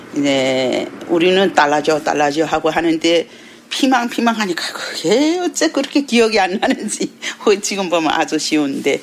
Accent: Yanbian, Jilin, China; moved away as an adult; now in Seoul, South Korea; 저는 여기 연변 중국 연변에 있다가 이제 한국에 온 지 21년 차고

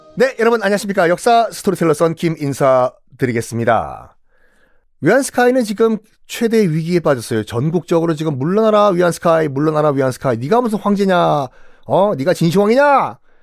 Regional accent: South Korea

